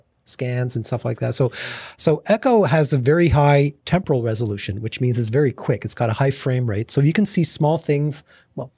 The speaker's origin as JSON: {"language": "English", "town": "Montreal", "region": "Quebec", "country": "Canada", "also_born_or_lived": "Toronto", "moved": "as an adult", "lives_now": "Arizona, United States", "said": "I'm originally from Montreal"}